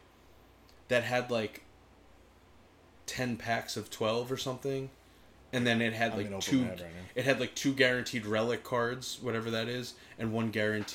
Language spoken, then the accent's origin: English; Philadelphia, Pennsylvania, United States; moved away; I grew up in Philly